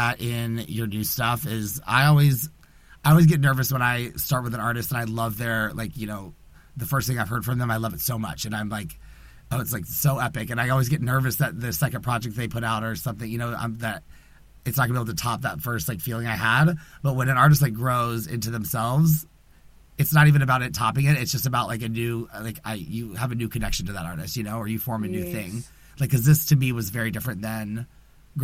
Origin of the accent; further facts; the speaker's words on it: the South, United States; growing up in the South as a gay man